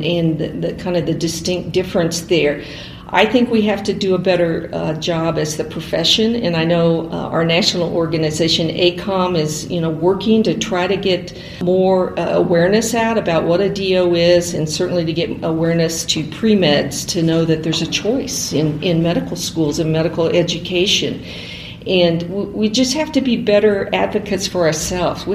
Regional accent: Kirksville, Missouri, United States; I grew up in Kirksville

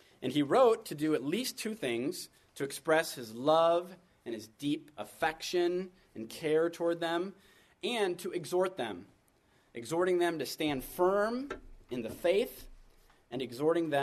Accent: United States; being the American that I am

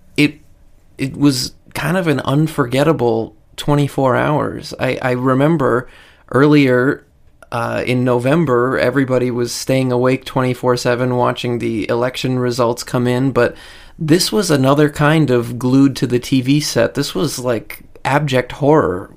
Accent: United States; as an American I've lived through in my entire life

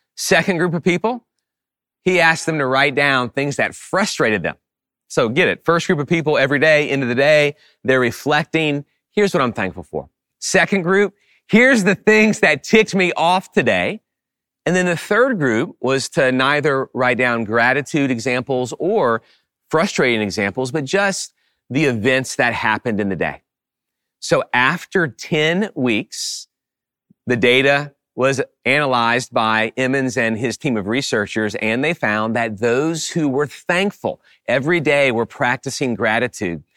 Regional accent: New Orleans, Louisiana, United States; I grew up in the New Orleans area

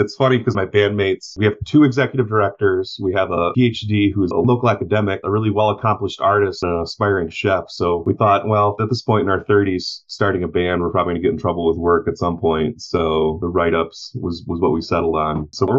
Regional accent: Lake Fenton, Michigan, United States; now in Flint, United States; I grew up in Lake Fenton

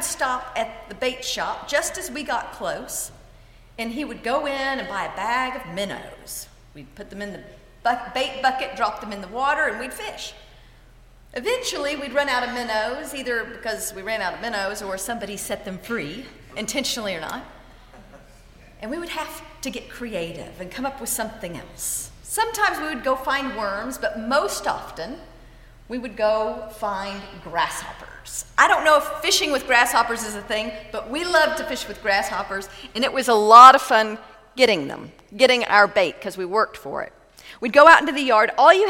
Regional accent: Texas, United States; Growing up in West Texas, we loved going to the lake in the summer.

